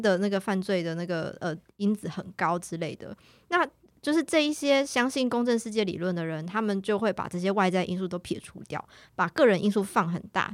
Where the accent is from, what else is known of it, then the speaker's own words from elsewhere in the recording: Taiwan; 那我们台湾这边是怎么样去认定？